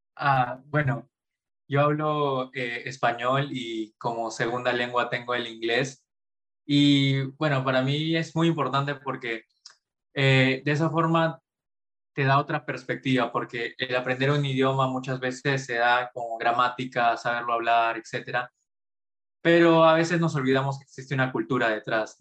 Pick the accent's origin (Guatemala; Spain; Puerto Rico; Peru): Peru; Pucallpa, Ucayali; moved away as an adult; also born or lived in Arequipa; now in Lima, Peru; yo nací en Arequipa, pero a muy temprana edad, justo más o menos a los tres años, fui a vivir a Pucallpa por el trabajo de mis padres. Y pasé toda, todo mi jardín, mi primaria, mi secundaria en Pucallpa